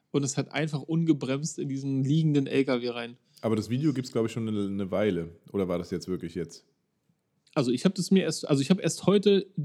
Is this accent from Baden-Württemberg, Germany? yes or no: no; Berlin, Germany; Also nicht in Baumschenweg auf einer Waldorfschule, aber ich bin im Baumschenweg groß geworden.